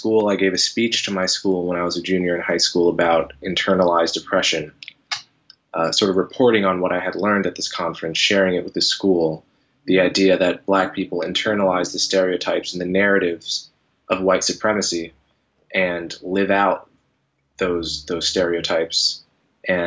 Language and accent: English; New Jersey, United States; I grew up in New Jersey. I grew up in a mixed suburb, maybe 30% black, 60% white, good, fairly integrated